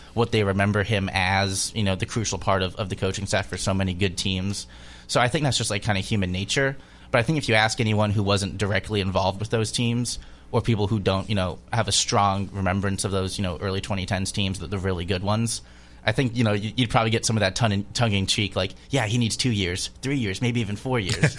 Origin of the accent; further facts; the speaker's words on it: Texas, United States; also born or lived in Indiana; now in Lexington, United States; I'm from Texas. I went to Indiana before I like took this job in Lexington